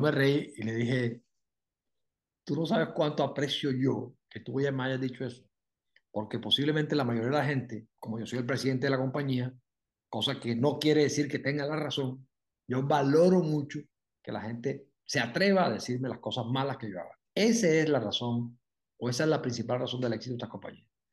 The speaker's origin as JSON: {"language": "Spanish", "town": "Barranquilla", "region": "Atlántico", "country": "Colombia", "tie": "born or raised there", "said": "yo nací en Barranquilla, me crié en Barranquilla"}